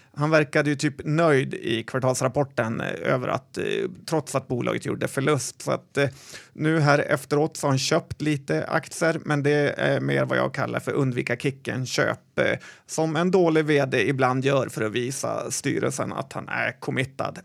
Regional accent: Sweden; en svennebanan som jag

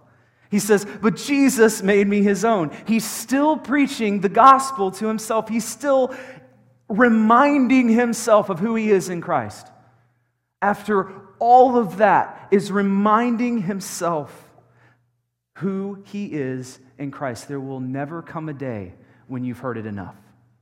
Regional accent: Dallas, Texas, United States; now in Colorado Springs, United States; I came from Dallas, where we have nothing. Nothing.

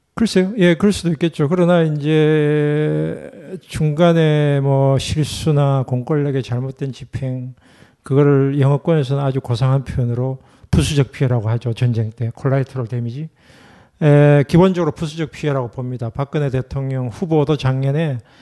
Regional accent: Gyeongsang, South Korea; 제가 경상도 출신이고

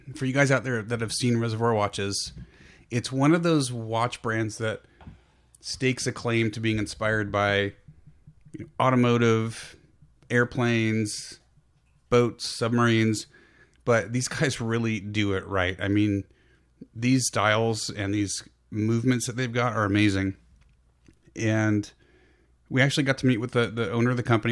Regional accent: San Francisco Peninsula, Bay Area, California, United States; now in Sacramento foothills, United States; Both P G and I grew up on the peninsula between San Jose and San Francisco

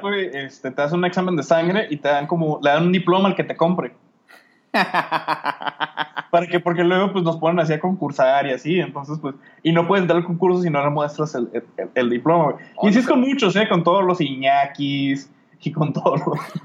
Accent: Mexico; yo y la otra morra de México

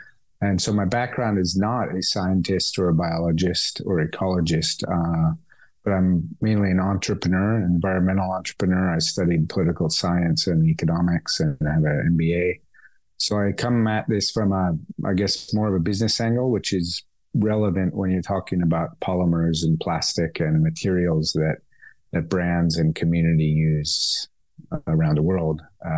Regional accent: California, United States; born there; I was born in California, but I've worked over 30 years in Asia.

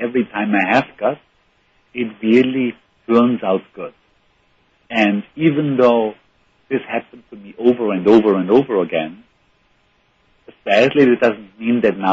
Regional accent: Bregenz, Vorarlberg, Austria; I went to a very terrible engineering school in my hometown in Bregenz

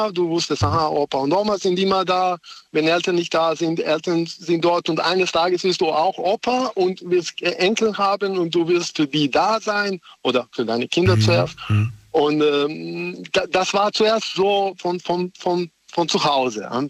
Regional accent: Serbia; now in Germany; ich komme nicht aus Deutschland, ich lebe hier, aber ich komme aus woanders.

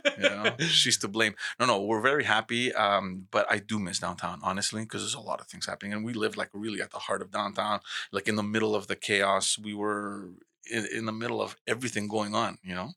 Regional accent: Montreal, Quebec, Canada; growing up in Montreal

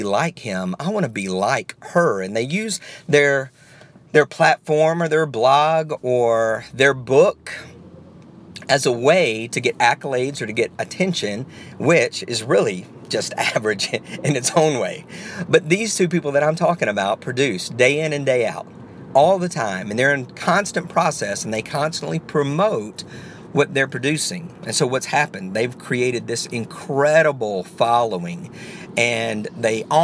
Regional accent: the South, United States; I'm from the South

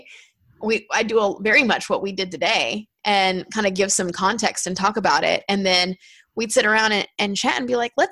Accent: United States; as an American

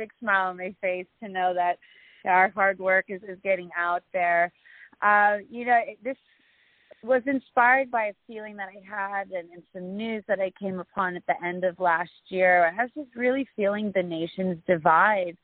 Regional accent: Southern California, United States; moved away as an adult; also born or lived in Philippines; I grew up in Southern California

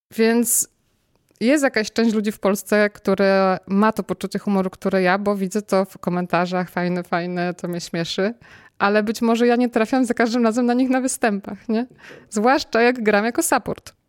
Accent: Kościan, Greater Poland, Poland; moved away; z Kościana, z mojej rodzinnej miejscowości.

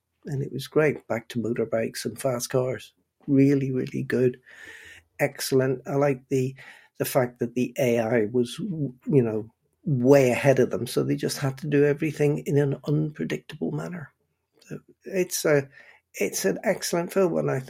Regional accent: Northern Ireland, United Kingdom; now in Bristol, United Kingdom; way back in 1977, when I moved from Northern Ireland to Bristol

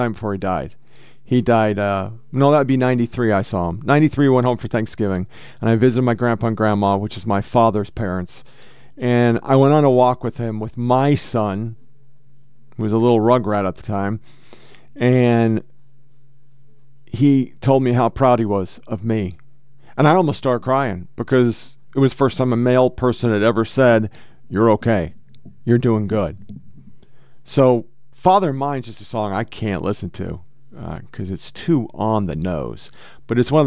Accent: Portland, Oregon, United States; I was born and raised in Portland, Oregon.

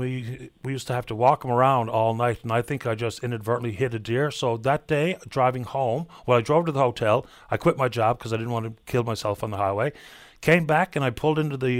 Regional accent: St. John's, Newfoundland and Labrador, Canada; moved away as an adult; also born or lived in Alberta; I'm from St. John's. My father's from Riverhead, St. Mary's Bay. And mom's from Portugal Cove. I grew up in town

